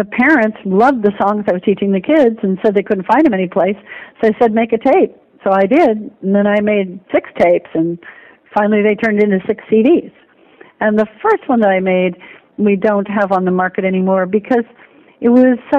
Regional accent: Bay Area, California, United States; also born or lived in Lake County, California; I grew up in the Bay Area, and I now live in Lake County, north of Napa

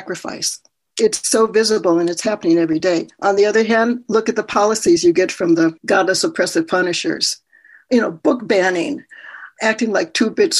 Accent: Minnesota, United States; born or raised there; also born or lived in Tulsa, Oklahoma

